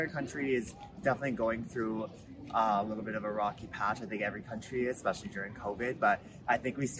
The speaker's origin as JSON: {"language": "English", "town": "Ottawa", "region": "Ontario", "country": "Canada", "said": "I'm from Ottawa, Canada."}